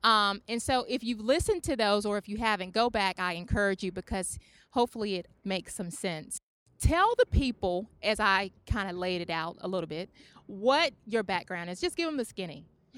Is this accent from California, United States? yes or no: no; Charlotte, North Carolina, United States; born or raised there